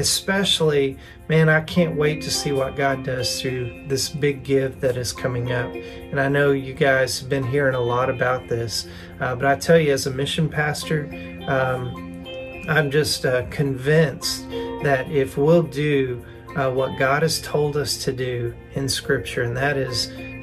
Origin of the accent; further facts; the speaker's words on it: the South, United States; accent: southern; now in Fort Smith, United States; my southern accent